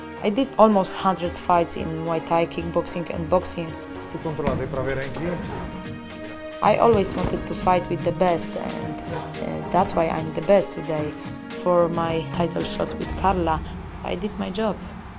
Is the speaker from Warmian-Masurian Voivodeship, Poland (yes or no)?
yes; Olsztyn, Warmian-Masurian Voivodeship, Poland; I am training in Olsztyn, my hometown.